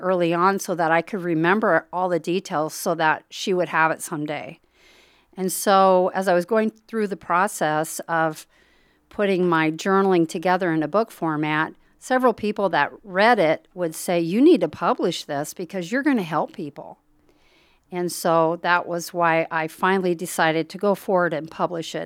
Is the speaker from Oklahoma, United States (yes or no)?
no; Harlan, Iowa, United States; I was raised in Harlan, Iowa